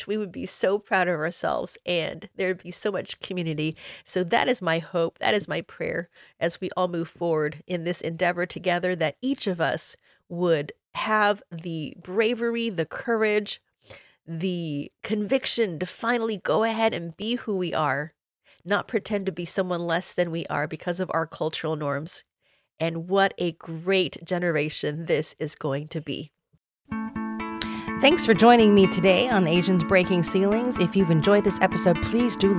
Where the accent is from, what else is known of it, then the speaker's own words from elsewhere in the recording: Illinois, United States; I grew up in Illinois in the 1980s